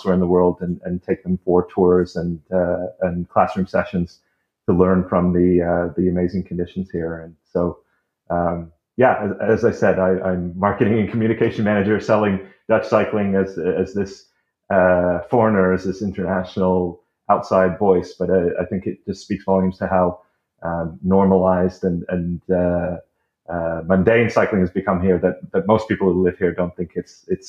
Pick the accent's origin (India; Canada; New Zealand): Canada; moved away as an adult; now in Netherlands; I am a Canadian